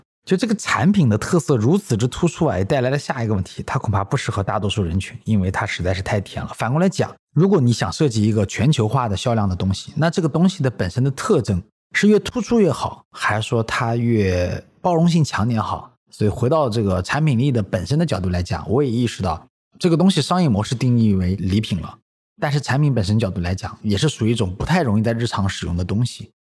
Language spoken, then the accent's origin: Chinese; China; 今时今日，我们中国人觉得说逢年过节送个茅台挺好的